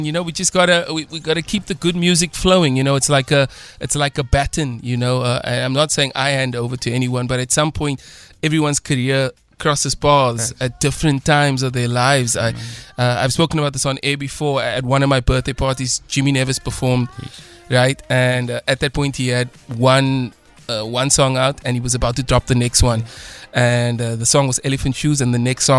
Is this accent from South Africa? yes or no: yes; Cape Town, Western Cape, South Africa; I grew up in the Athlone area